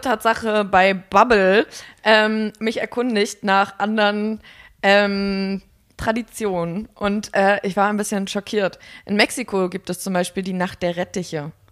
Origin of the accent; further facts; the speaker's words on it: Mecklenburg-Vorpommern, Germany; ich komme aus Mecklenburg